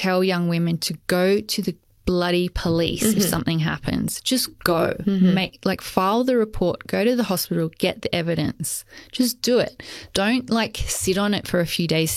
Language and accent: English; Adelaide, South Australia, Australia; where I grew up in Adelaide